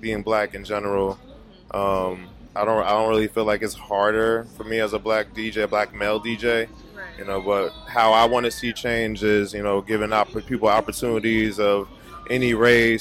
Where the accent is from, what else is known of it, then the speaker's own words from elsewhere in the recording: Newark, New Jersey, United States; I'm from Newark, New Jersey